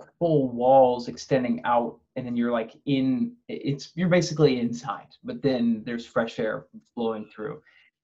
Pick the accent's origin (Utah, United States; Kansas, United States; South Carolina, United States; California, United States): Kansas, United States; Overland Park; moved away as an adult; also born or lived in New York City; I'm from Overland Park, Kansas, so the Kansas City area.